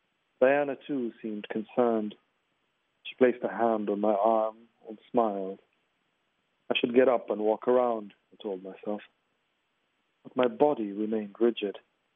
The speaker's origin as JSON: {"language": "English", "country": "Libya", "also_born_or_lived": "New York / Egypt", "lives_now": "London, United Kingdom", "said": "I'm a Libyan writer, but a Libyan writer with a complicated history. I was born in New York. And I've lived part of my life in Libya and in Egypt and most of it in London."}